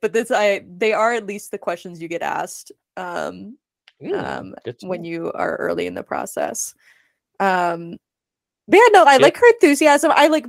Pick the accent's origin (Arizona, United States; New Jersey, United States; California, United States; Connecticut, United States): Arizona, United States; Mesa; So Jamie Lynn Ruiz, she and I are from the same hometown. We're both from Mesa, Arizona.